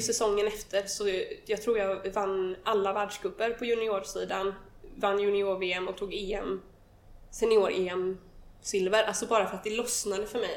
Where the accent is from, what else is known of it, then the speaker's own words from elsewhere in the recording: countryside outside Gothenburg, Västra Götaland, Sweden; Jag är uppvuxen på landet utanför Göteborg